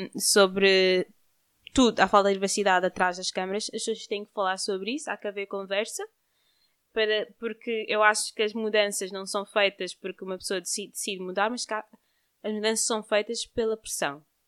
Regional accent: Cape Verde; nós somos de Cabo Verde

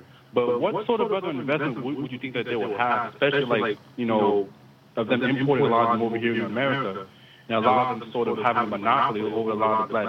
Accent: Fort Hope, Louisiana, United States; from Fort Hope, Louisiana.

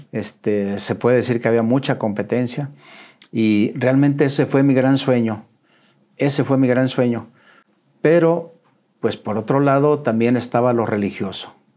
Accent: León, Guanajuato, Mexico; moved away as an adult; now in Monterrey, Mexico; Soy originario de León, Guanajuato

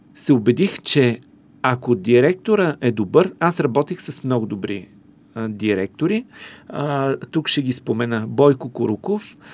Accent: Karlovo, Plovdiv Province, Bulgaria; moved away; в моя роден град Карлово

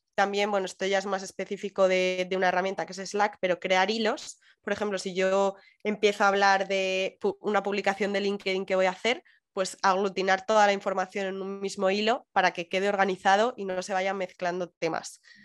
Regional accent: Madrid, Community of Madrid, Spain; moved away as an adult; now in Canary Islands, Spain; soy muy madrileña

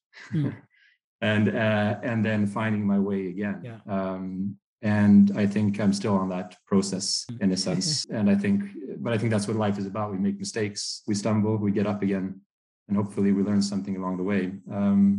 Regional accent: Uppsala, Uppsala County, Sweden; also born or lived in United States; I spend most of my life in Sweden, in and around the city of Uppsala

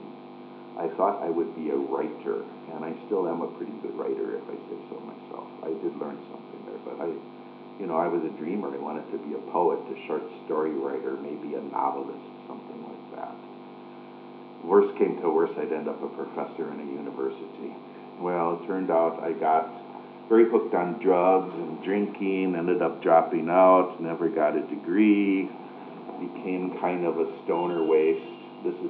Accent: Milwaukee, Wisconsin, United States; moved away as an adult; now in Udaipur, India; a boy from Milwaukee who grew up with a beer and Harley Davidson motorcycles

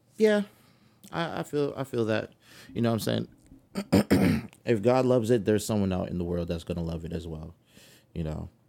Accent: California, United States; accent: California; my California accent

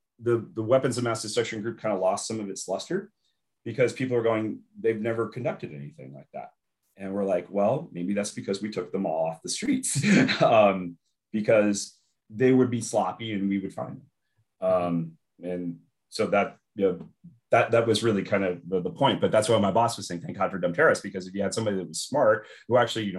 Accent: Los Angeles, California, United States; also born or lived in San Diego; I grew up in Los Angeles and went to school in San Diego

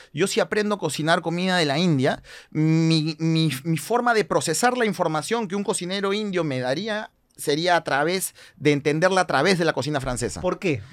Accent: Peru; nosotros como peruanos

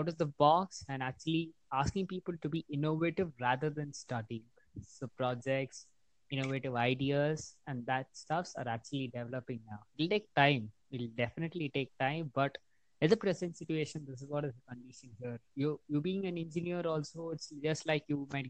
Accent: Bangalore, Karnataka, India; I'm actually from Bangalore.

